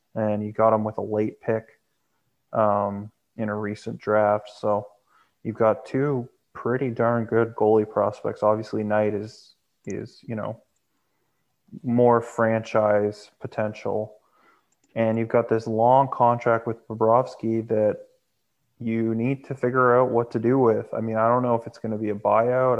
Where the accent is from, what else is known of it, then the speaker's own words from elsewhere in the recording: Canada; I am Canadian